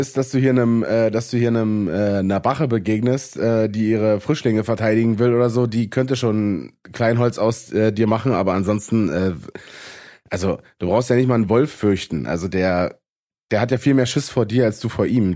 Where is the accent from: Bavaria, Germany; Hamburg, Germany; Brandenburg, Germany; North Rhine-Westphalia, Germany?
Brandenburg, Germany; eastern; da, wo ich herkomme, in Ost, im Osten aus Brandenburg